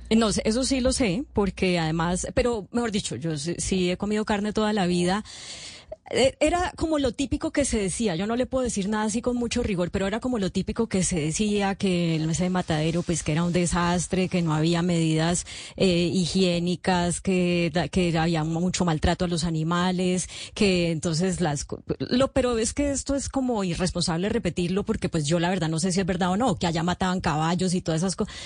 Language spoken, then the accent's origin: Spanish; Palmira, Valle del Cauca, Colombia; En mi ciudad, Palmira